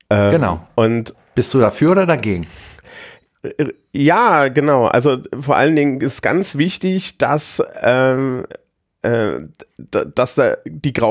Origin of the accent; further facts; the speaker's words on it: East Germany, Germany; ehemaliger Ostdeutscher, du kannst, ich kann ja jetzt nicht aufhören, Ostdeutsch zu sein, aber gerade als Ostdeutscher